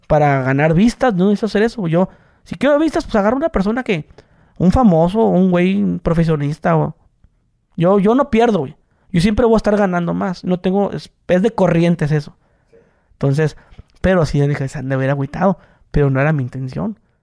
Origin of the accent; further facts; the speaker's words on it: Mexico; soy mexicano